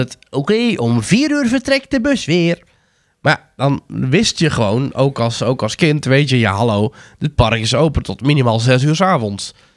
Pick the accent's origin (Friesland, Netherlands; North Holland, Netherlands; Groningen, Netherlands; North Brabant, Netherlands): North Brabant, Netherlands; ik kom natuurlijk uit Brabant, dus we gingen bijna nooit met schoolreis naar de Efteling